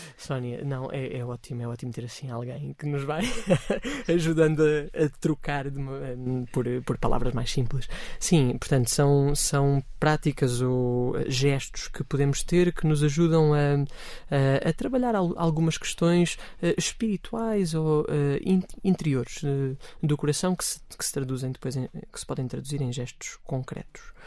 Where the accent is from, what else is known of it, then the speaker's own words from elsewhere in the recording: Amadora, Lisbon, Portugal; na paróquia de onde eu sou originário